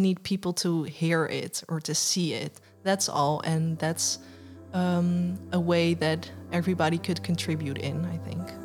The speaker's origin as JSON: {"language": "English", "region": "West Papua", "country": "Indonesia", "said": "West Papuans w-, we're not Asian, we're from Melanesian"}